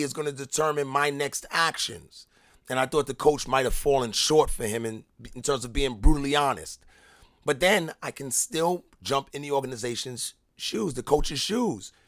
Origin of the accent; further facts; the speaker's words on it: New York, United States; moved away; I'm from New York